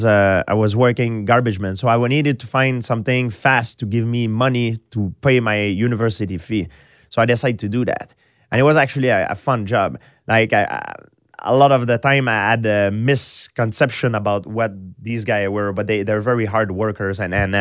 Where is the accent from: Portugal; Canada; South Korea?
Canada; Quebec; English is a second language; Yeah, but I'm from countryside. I grew up in countryside. So I didn't grow up, I didn't have the chance to grow up in the city with mixed culture.